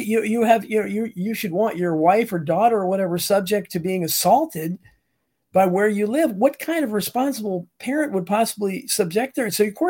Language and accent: English; Northern Virginia, United States; even when I grew up in Northern Virginia, we had a street that was not far from me that was the black street. Only black families lived there.